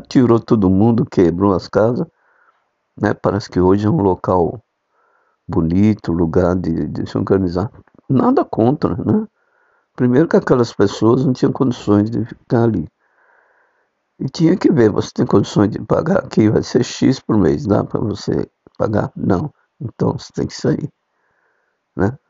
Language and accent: Portuguese; São Paulo, Brazil; a cidade de São Paulo, foi onde eu nasci